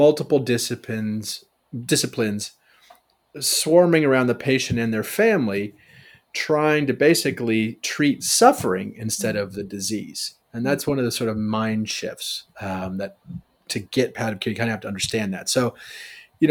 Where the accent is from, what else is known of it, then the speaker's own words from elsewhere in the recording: Chicago, Illinois, United States; I'm from Chicago.